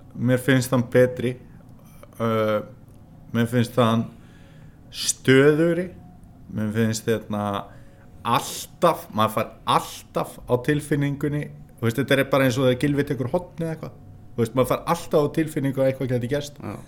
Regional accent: Norðfjörður, Eastern Region, Iceland; þegar ég var lítill á Norfyrir

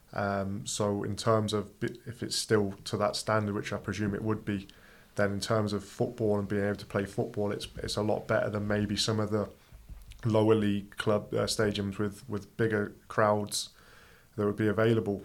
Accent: Coventry, West Midlands, United Kingdom; now in Iceland; I'm from Coventry, a small village outside of there, but yeah, Coventry not too far from Birmingham.

